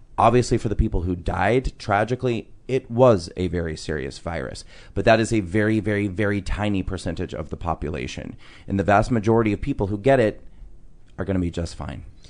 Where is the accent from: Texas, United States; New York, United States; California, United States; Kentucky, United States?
New York, United States; New York City; I'm a New Yorker